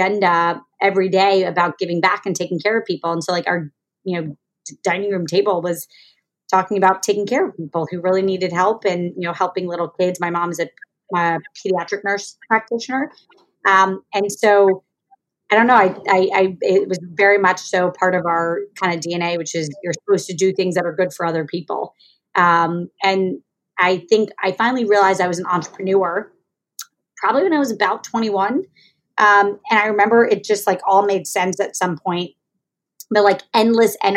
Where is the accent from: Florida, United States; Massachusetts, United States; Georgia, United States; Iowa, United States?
Florida, United States; Jacksonville; also born or lived in Kentucky; So I was born in Kentucky. I grew up in Jacksonville, Florida, to a family of doctors